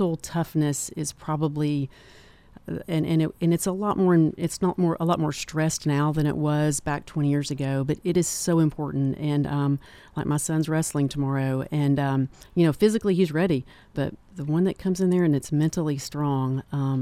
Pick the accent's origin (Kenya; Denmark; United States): United States; Manchester, Tennessee; also born or lived in Knoxville; I'm from Manchester and also started the Tullahoma Clinic